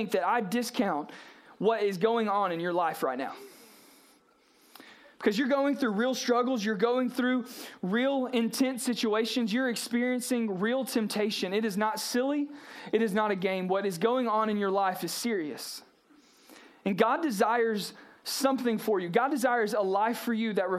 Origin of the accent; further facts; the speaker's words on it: South Georgia, United States; I grew up in South Georgia, Brooks County Middle School